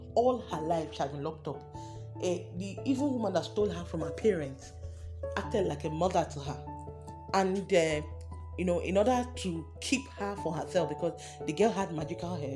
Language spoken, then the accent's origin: English; Delta, Nigeria; I'm from Delta State